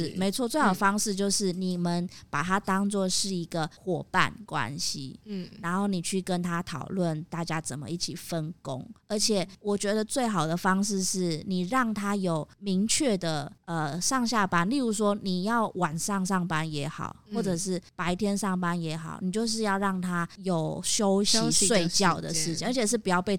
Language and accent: Chinese; Taiwan; 我觉得我们台湾人工作也会这样啦